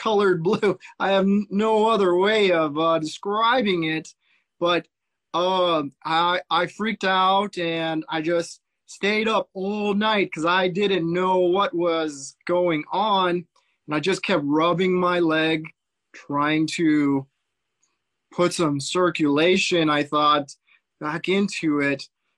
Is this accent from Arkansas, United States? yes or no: no; Central Coast, California, United States; also born or lived in Fullerton, California; I am from Central Coast, California. So right in the middle on the coast.